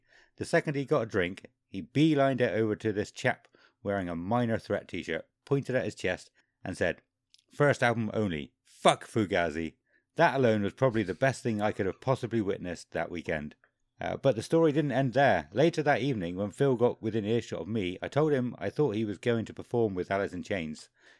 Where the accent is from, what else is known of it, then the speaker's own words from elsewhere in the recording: Toronto, Ontario, Canada; Toronto, Canada, we responded.